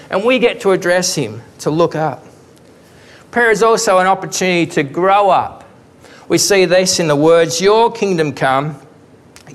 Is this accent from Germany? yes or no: no; Victoria, Australia; I grew up in Victoria